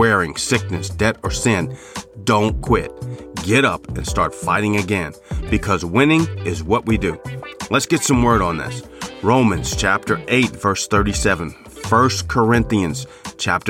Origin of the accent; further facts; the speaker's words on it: Chicago, Illinois, United States; Growing up in Chicago and living on the South Side, I would watch the White Sox.